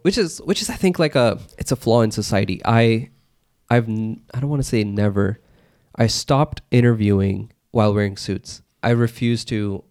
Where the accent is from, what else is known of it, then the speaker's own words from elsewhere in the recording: United States; I was born in America